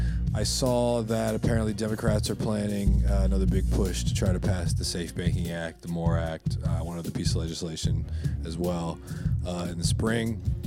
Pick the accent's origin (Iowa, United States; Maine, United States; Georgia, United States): Maine, United States; from Maine, yeah.